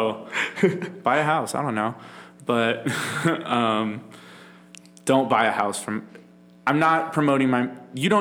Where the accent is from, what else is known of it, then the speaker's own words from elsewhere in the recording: Florida, United States; I was raised in the Florida public education system